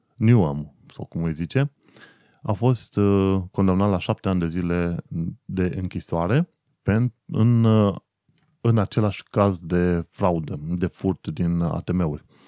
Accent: Romania; moved away as an adult; now in United Kingdom; eu sunt român

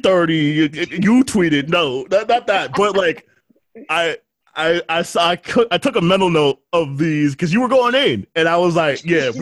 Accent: New York City, New York, United States; I'm from the Bronx

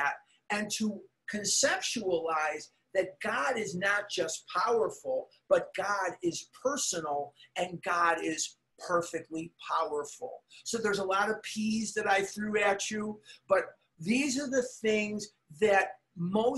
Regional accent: Chicago, Illinois, United States; growing up in Chicago

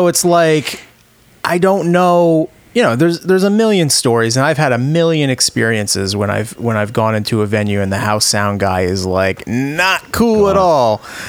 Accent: Rhode Island, United States; for me growing up in Rhode Island

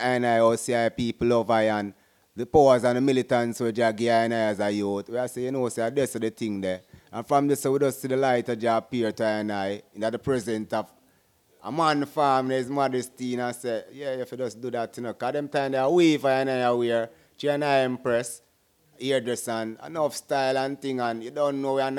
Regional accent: Jamaica; born or raised there

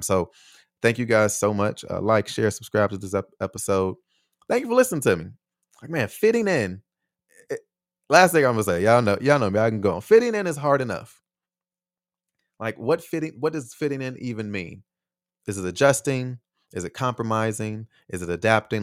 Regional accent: United States; moved away as an adult; also born or lived in Taiwan; here in my home country

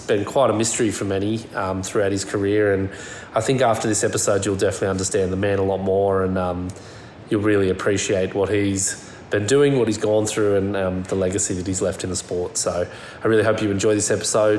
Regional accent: Forster, New South Wales, Australia; moved away; also born or lived in Western Australia; I was living in West Oz just now, but I'm from the East Coast.

